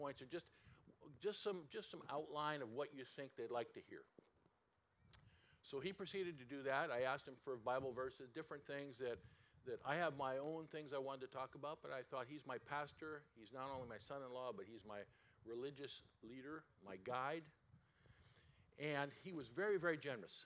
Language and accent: English; California, United States; moved away as an adult; now in Seattle area, United States; We grew up in California